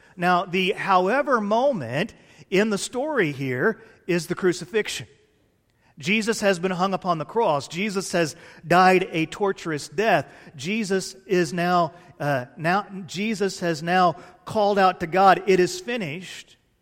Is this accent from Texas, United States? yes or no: yes; Fort Worth, Texas, United States; I grew up in Cowtown, Texas, A K A Fort Worth, Texas